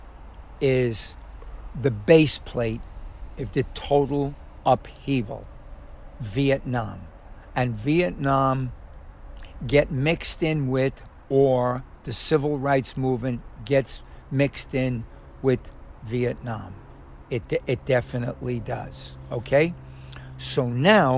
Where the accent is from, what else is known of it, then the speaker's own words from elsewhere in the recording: New York City, New York, United States; I'm born and raised in Harlem